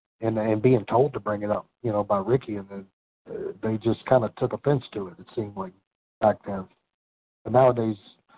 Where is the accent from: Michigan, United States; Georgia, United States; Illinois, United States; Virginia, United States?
Virginia, United States; Central; I'm from Central Virginia